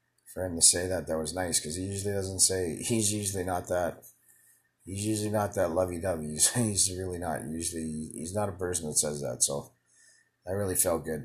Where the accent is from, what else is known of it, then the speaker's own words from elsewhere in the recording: Winnipeg, Manitoba, Canada; moved away as an adult; also born or lived in Calgary; from Winnipeg, where we were born